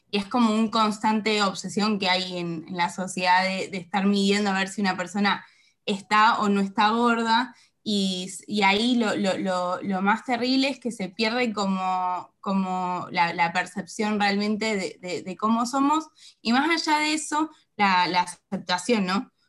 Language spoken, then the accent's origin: Spanish; Mar del Plata, Buenos Aires Province, Argentina; eh, soy de Mar del Plata